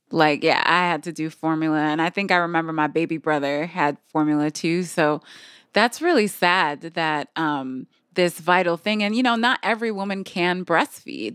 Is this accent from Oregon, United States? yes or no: no; Michigan, United States; I'm from Michigan